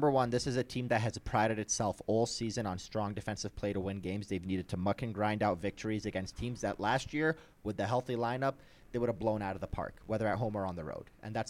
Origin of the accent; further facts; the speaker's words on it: Detroit, Michigan, United States; now in Denver, United States; I'm from Detroit and I've heard it all.